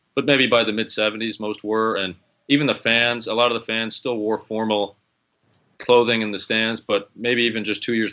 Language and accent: English; Chicago, Illinois, United States; I grew up in Chicago